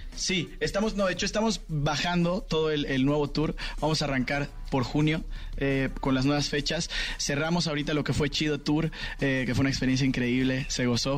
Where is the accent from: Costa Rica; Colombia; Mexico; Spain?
Mexico; como mexicanos